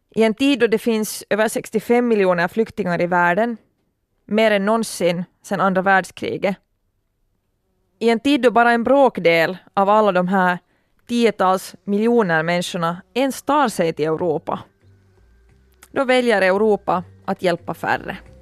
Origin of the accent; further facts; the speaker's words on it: Turku, Southwest Finland, Finland; min hemstad Åbo